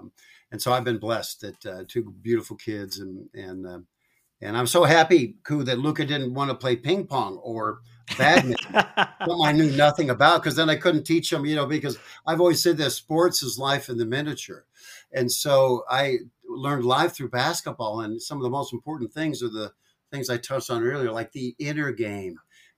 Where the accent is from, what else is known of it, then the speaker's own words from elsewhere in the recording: Washington, United States; I was raised up in Pacific Northwest, north of Seattle.